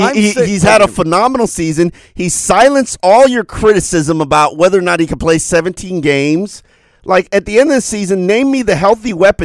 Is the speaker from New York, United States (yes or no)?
no; Miami, Florida, United States; I am from Miami.